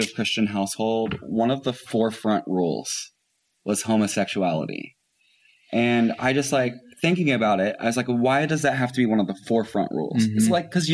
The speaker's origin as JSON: {"language": "English", "town": "Floyds Knobs", "region": "Indiana", "country": "United States", "tie": "born or raised there", "also_born_or_lived": "Louisville, Kentucky", "moved": "yes", "lives_now": "New York City, United States", "said": "then we moved right across the river to Floyd's Knobs, Indiana"}